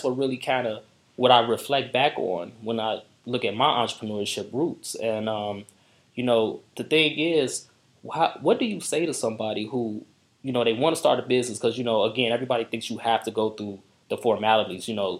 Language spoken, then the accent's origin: English; Markham, Illinois, United States; I'm from Markham, and it's similar situations.